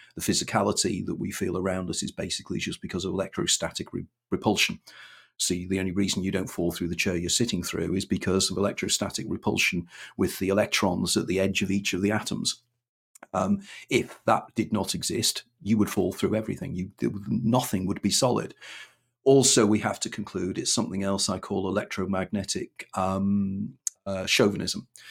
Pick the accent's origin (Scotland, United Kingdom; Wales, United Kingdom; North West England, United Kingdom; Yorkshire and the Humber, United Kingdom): North West England, United Kingdom; Wirral; moved away as an adult; also born or lived in London; born and brought up on Wirral